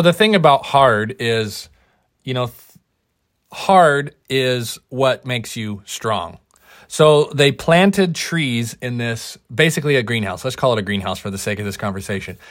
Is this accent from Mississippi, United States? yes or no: no; Oregon, United States; we're from Oregon